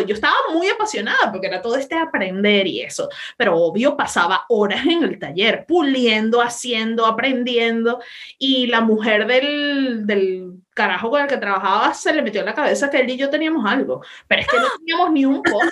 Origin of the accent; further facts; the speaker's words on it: Venezuela; moved away; me fui de mi país